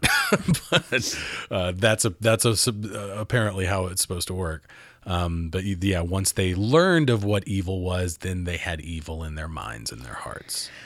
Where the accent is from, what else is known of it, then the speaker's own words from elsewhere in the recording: Mount Juliet, Tennessee, United States; I was raised in Nashville, Mount Juliet, east of Nashville.